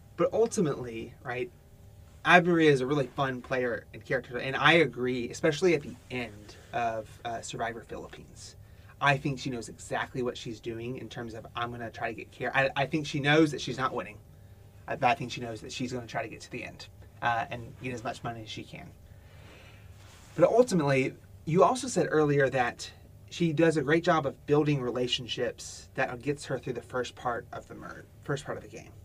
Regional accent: Alabama, United States; I'm from Alabama

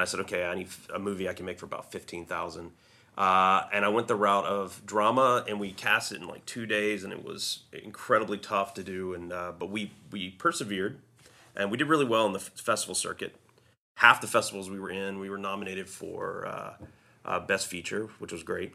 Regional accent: a small southern town in North Carolina, United States; moved away; growing up in my hometown, it's such a small hometown

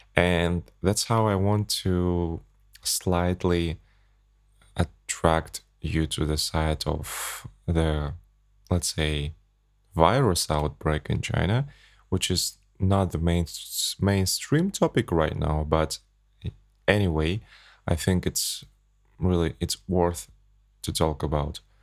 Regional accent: Kazakhstan; English is a second language; I flew back to my home country, from Abu Dhabi to Astana.

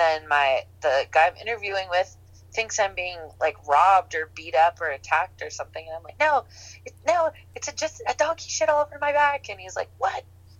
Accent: Napa, California, United States; now in Oakland, United States; I'm originally from the Bay Area, from the North Bay, from Napa County.

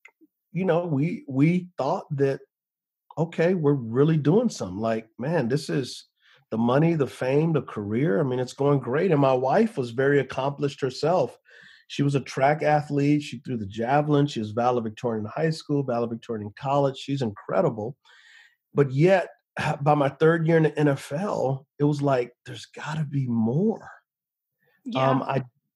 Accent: San Antonio, Texas, United States; moved away; I grew up in San Antonio, Texas on the west side.

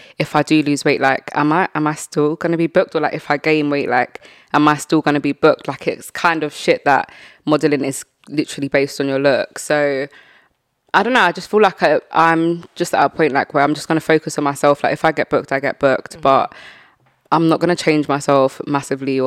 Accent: London, United Kingdom; I want like something in my hometown

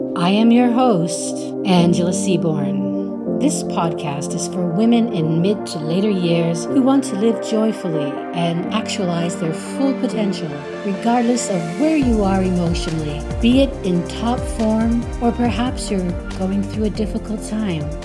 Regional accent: Canada; I'm a Canadian woman

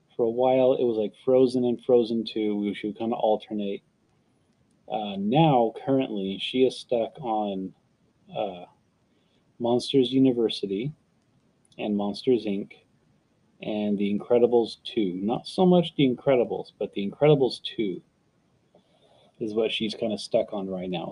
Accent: San Antonio, Texas, United States; I was born in San Antonio, uh, Texas

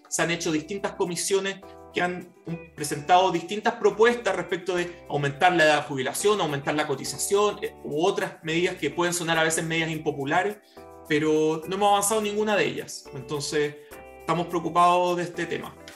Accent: Chile; nuestro país

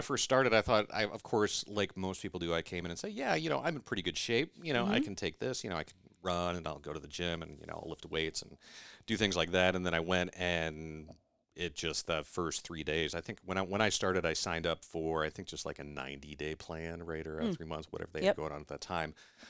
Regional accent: Iowa, United States; No, I was born and raised in Iowa, right?

